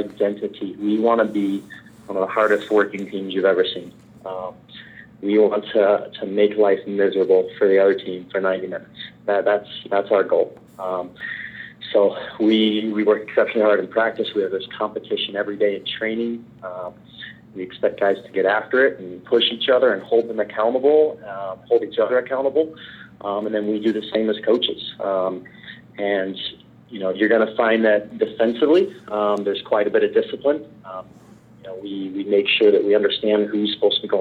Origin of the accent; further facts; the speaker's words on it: Fort Myers, Florida, United States; moved away as an adult; I grew up in Florida, Fort Myers, Florida